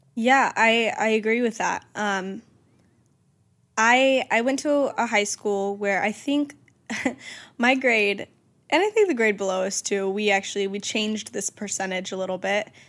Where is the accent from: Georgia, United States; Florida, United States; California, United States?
Georgia, United States; moved away; my hometown friends